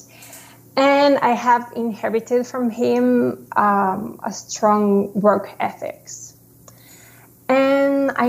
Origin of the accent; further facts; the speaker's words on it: Santiago, Santiago Metropolitan Region, Chile; moved away as an adult; now in Chicago, United States; I was born in Santiago, Chile, and I have lived all my life there until 2019 when I moved to Chicago to live with my husband.